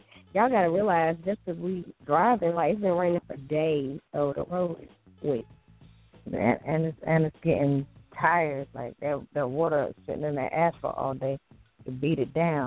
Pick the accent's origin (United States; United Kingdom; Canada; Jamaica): Jamaica; My mama used to make chicken foot soup. I'm Jamaican